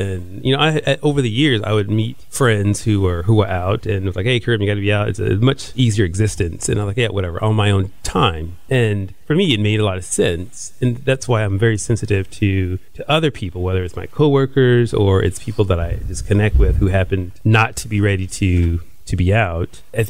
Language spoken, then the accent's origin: English; Houston, Texas, United States; I'm from Houston.